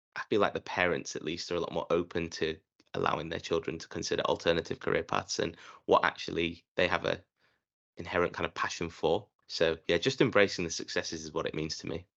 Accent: Leeds, Yorkshire and the Humber, United Kingdom; I was born in Leeds and the, I was raised obviously in, in Britain.

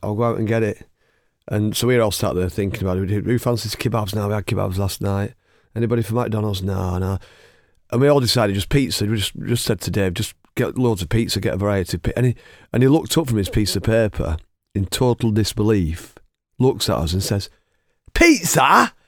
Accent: Oldham, North West England, United Kingdom; we're both from Oldham.

